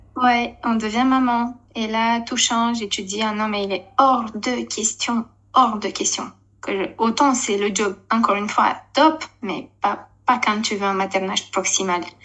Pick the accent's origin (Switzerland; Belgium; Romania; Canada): Romania; French is a second language; moved away as an adult; now in Essonne, France; je suis née et j'ai grandi en Roumanie jusqu'à mes 21 ans